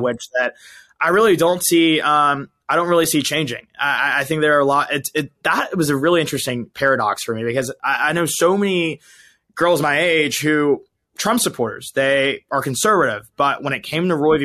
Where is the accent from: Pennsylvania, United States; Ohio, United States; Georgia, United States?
Georgia, United States; moved away as an adult; also born or lived in Alabama; now in Los Angeles, United States; I grew up in Georgia, uh, went to school in Alabama, and now I'm in L